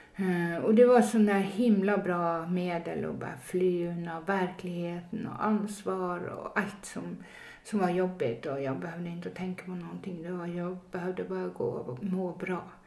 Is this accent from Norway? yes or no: yes; Northern Norway, Norway; moved away as an adult; now in Stockholm, Sweden; jag är ju född och uppvuxen i Norge. Eh, ganska högt upp i nord, Nordnorge, men, eh, jag är född i södra Norge